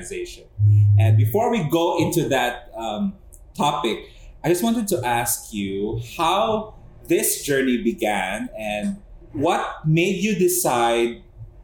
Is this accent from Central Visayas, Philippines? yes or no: yes; Cebu City, Central Visayas, Philippines; I am here currently in my hometown, Cebu City, Philippines